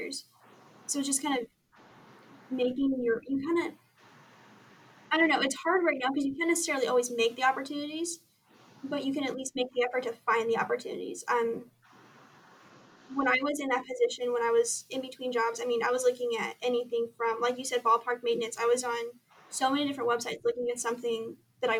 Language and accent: English; Southern California, United States; moved away as an adult; now in Lewiston, Idaho, United States; I was born and raised in Southern California